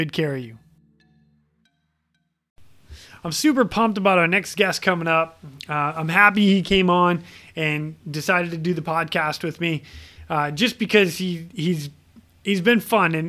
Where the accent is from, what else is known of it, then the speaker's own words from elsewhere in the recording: central Massachusetts, United States; We grew up in Massachusetts together, but we never knew each other because you're from real Boston and I'm from like central Mass